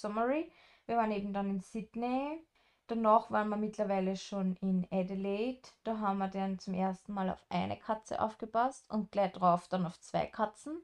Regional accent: Austria; moved away; wir sind aus Österreich

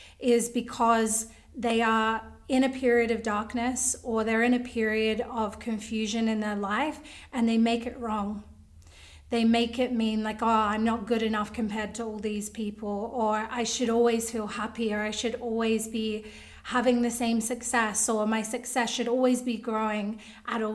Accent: Australia; I'm from Australia

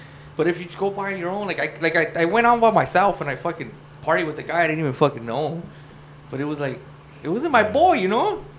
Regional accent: Los Angeles, California, United States; "Where are you from?" I was like, "LA."

